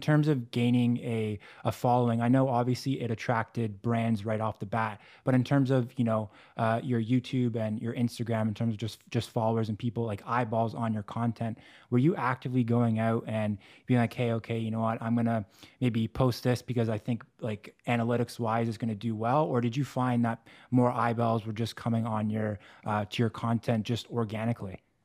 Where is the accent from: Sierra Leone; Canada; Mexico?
Canada; I'm Canadian